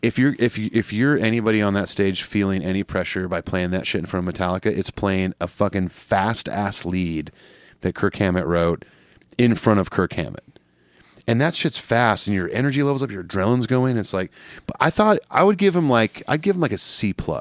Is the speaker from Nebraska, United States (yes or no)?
no; Southern California, United States; growing up in Southern California, like, you know, half of my junior high was Hispanic.